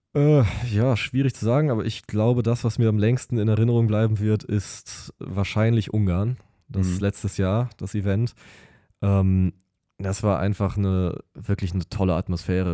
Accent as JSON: {"language": "German", "town": "Lüdenscheid", "region": "North Rhine-Westphalia", "country": "Germany", "moved": "as an adult", "lives_now": "Siegen, Germany", "said": "ich komme eigentlich aus Lüdenscheid"}